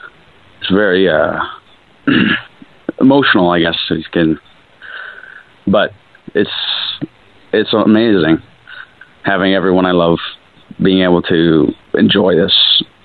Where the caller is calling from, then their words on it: British Columbia, Canada; calling from British Columbia, Canada.